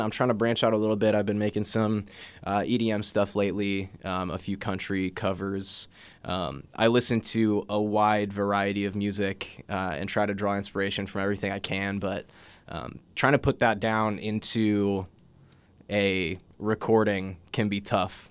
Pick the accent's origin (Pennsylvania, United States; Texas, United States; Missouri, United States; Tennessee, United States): Missouri, United States; Jefferson City; I grew up in Jeff City, uh, born and raised